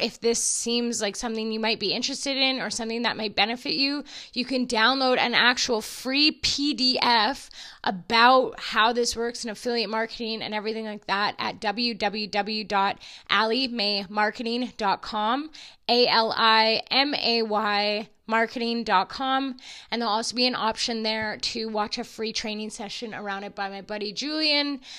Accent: Alberta, Canada; I'm from Alberta and I'm an oil field girl

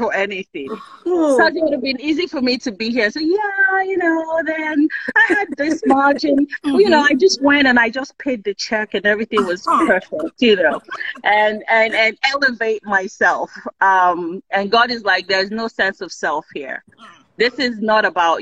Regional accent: Kogi, Nigeria; I'm from Kogi State.

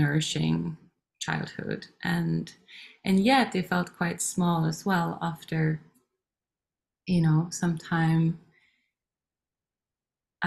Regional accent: Sweden; also born or lived in Norway; born in Norway, and we moved to Sweden when I was 3 years old, and I grew up in a Waldorf school.

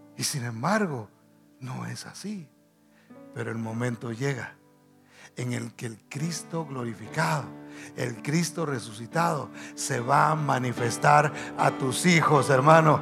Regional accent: Guatemala; decimos nosotros en Guatemala

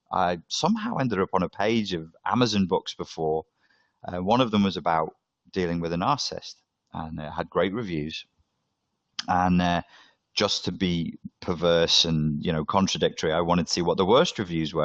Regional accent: Liverpool, North West England, United Kingdom; I'm from Liverpool. I'm from the North.

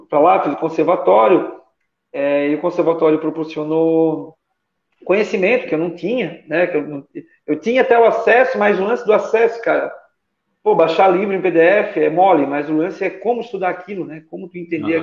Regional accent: Nova Trento, Santa Catarina, Brazil; Sou natural de Nova Trento, é, Santa Catarina

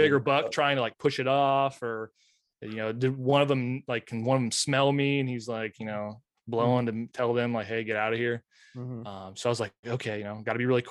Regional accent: Lewistown, Illinois, United States; moved away as an adult; now in La Harpe, United States; I usually don't come back to Lewistown very often.

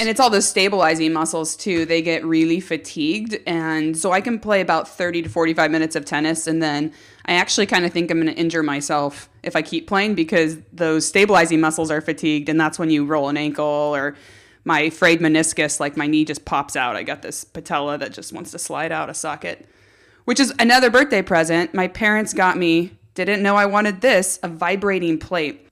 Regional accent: Los Alamos, California, United States; I grew up in Los Alamos, which is in Santa Barbara County on the central coast of California

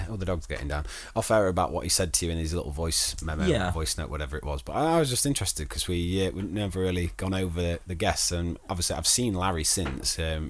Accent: East Midlands, United Kingdom; It's like me saying I'm from Derbyshire.

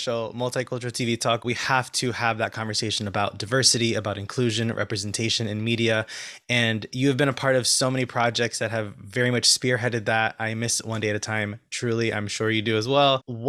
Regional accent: El Salvador; I'm from El Salvador.

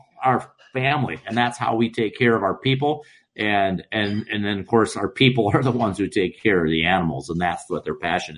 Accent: Iowa, United States; We're from Iowa

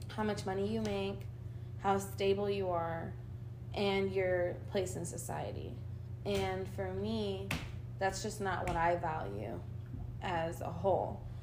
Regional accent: Argentina; now in United States; I was born in Argentina. I'm an immigrant, my mom, and I came here in the year 2000.

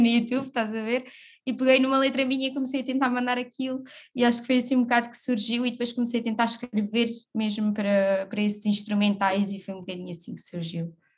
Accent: Évora, Alentejo, Portugal; moved away as an adult; now in Lisbon, Portugal; Sou de Évora, natural de Évora, vivo em Lisboa já há quase seis aninhos

